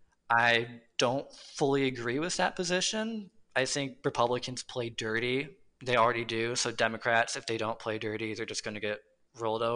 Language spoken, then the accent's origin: English; Michigan, United States; I come from Michigan